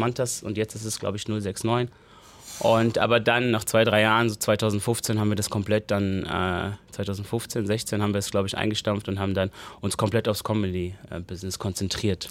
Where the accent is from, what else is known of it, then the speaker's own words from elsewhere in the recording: Neu-Isenburg, Hesse, Germany; Ich bin in Neu-Isenburg groß geworden